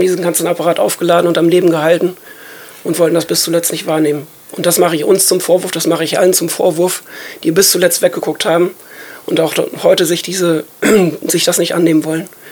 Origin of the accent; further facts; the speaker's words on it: Germany; wir als Deutsche